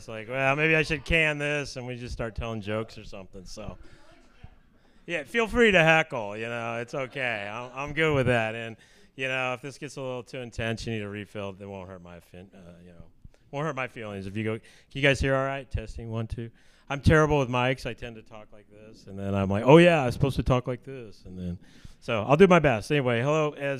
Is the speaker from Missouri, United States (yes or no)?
yes; Kansas City, Missouri, United States; also born or lived in Utah; I grew up in Kansas City, grew up in the Methodist Church.